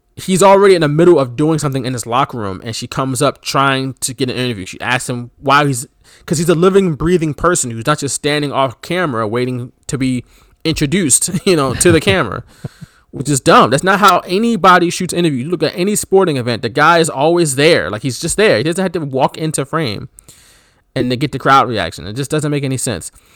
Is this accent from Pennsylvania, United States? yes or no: yes; Philadelphia, Pennsylvania, United States; we're from Philly